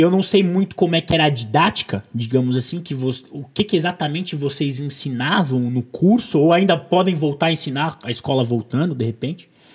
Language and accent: Portuguese; Brazil; eu sou brasileiro